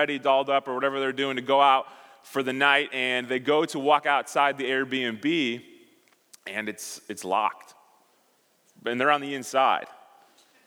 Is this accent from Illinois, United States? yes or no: yes; Chicago, Illinois, United States; moved away; I grew up in Chicago.